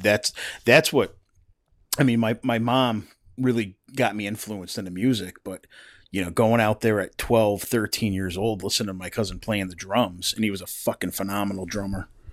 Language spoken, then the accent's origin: English; East Coast, United States; growing up on the East Coast